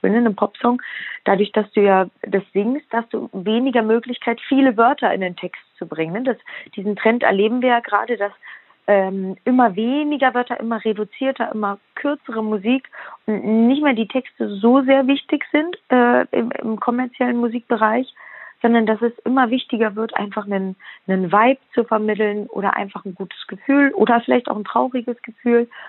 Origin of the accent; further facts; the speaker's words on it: Brandenburg, Germany; Ich liebe Brandenburg. Ich äh, wohne auch heute noch hier. Ich wohne ähm, ganz nah bei meinen Eltern